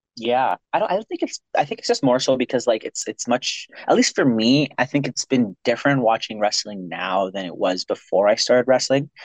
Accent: Ontario, Canada; now in Pacific Northwest / Western Canada; I'm originally from Ontario. That's where I was. That's where I was born

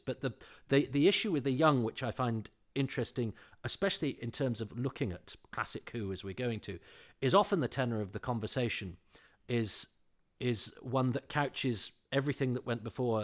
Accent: Ludlow, West Midlands, United Kingdom; when I was growing up, there was one black man in Ludlow

